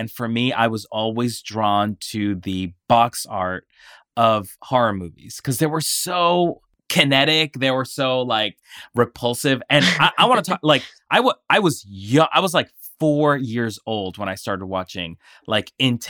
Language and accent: English; Colombia; So I'm from Colombia, and where I'm from, one of my aunts owned a video store, a very, very small video store.